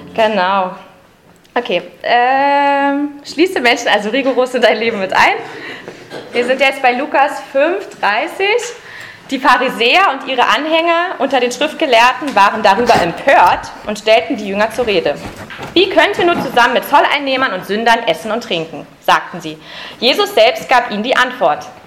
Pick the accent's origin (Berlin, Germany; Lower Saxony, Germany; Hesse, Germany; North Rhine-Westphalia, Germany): Berlin, Germany; Ich bin ja eine Urberlinerin. Ich bin also in Ostberlin geboren